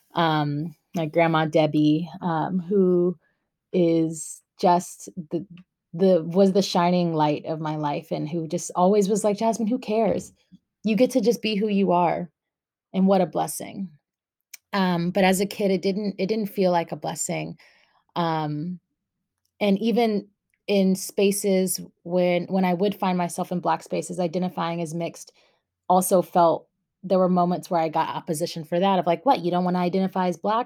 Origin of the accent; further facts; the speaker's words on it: North Carolina, United States; also born or lived in Long Beach, California / Orange County, California / Guatemala; I was born in Long Beach, California, um, and then when I was eight, moved to North Carolina with my mom.